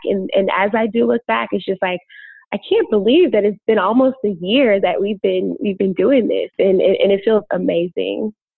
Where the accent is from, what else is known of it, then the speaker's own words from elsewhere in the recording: Chicago, Illinois, United States; moved away as an adult; now in Los Angeles, United States; I was born and bred in Chicago.